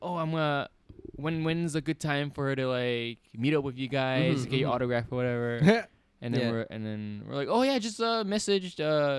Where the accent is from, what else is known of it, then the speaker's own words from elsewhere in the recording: Vancouver, British Columbia, Canada; we're from Vancouver.